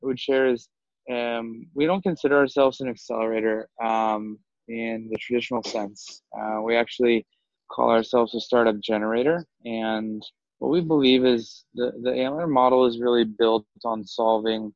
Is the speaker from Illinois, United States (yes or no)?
no; North Carolina, United States; moved away as an adult; also born or lived in Singapore / Southeast Asia; originally from the United States, I grew up in North Carolina